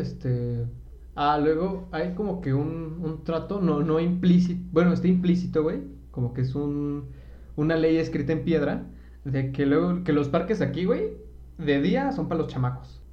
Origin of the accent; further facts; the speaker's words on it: Mexico City, Mexico; soy de Iztapalapa